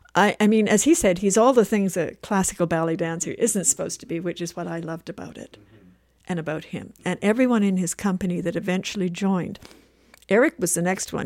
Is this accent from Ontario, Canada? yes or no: no; Winnipeg, Manitoba, Canada; moved away; also born or lived in Vancouver; I'm from Winnipeg